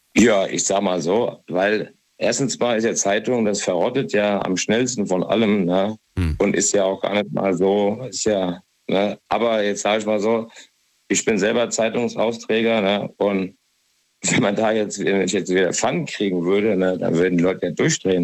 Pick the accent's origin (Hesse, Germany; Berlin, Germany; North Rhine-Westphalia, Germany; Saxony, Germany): Hesse, Germany; ich bin ja aus Hessen